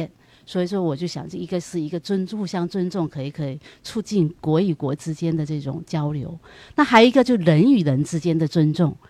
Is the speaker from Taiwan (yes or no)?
no; Fujian, China; moved away as an adult; now in Los Angeles, United States; 我是来自福建，